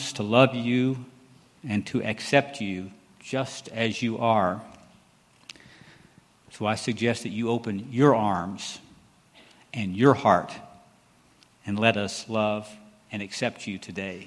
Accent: Temple, Texas, United States; I grew up here in Temple, went to Temple schools

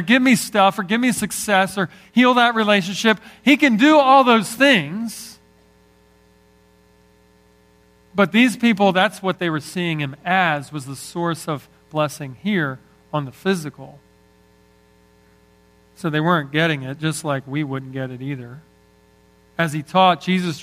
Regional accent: Northeast, United States; I love growing up in the Northeast

